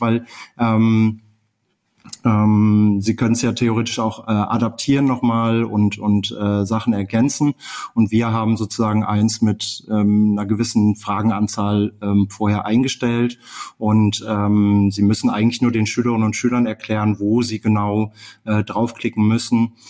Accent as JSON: {"language": "German", "area": "Ruhr area", "region": "North Rhine-Westphalia", "country": "Germany", "tie": "born or raised there", "moved": "as an adult", "said": "ich komme aus dem Ruhrgebiet äh, und äh, bin hier geboren"}